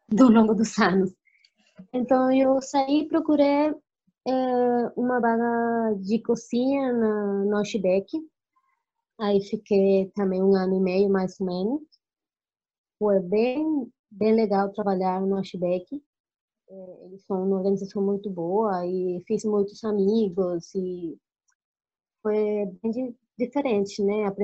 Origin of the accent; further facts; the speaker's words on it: Colombia; Portuguese is a second language; now in Brazil; Café, que eu gosto do café, Colômbia e tal, que eu venho da Colômbia, o café é bom, aqui em Brasil também é bom café